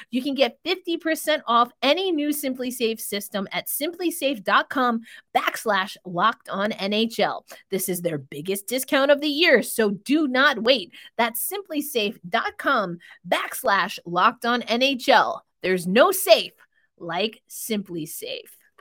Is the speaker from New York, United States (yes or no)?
yes; New York, United States; I'm a New Yorker, baby. I'm a New Yorker